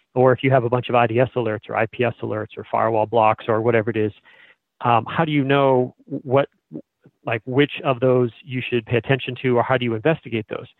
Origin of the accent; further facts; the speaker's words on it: Billerica, Massachusetts, United States; I war dialed my hometown